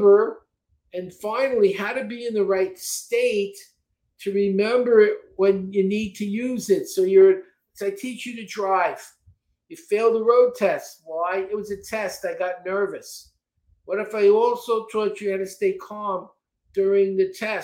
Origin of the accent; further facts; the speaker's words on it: New York City, New York, United States; also born or lived in Texas; now in Florida, United States; I grew up in Brooklyn